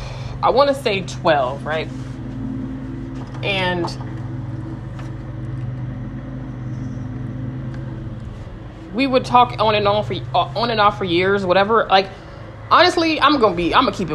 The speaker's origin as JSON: {"language": "English", "region": "California", "country": "United States", "said": "I'm from California"}